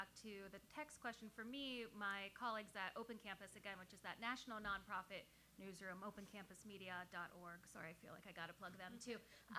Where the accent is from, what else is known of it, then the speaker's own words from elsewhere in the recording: Western Pennsylvania, United States; now in Cleveland, United States; I grew up in Western Pennsylvania